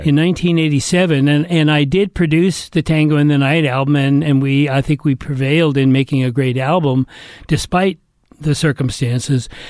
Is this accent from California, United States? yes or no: yes; Atherton, California, United States; I was brought up in Northern California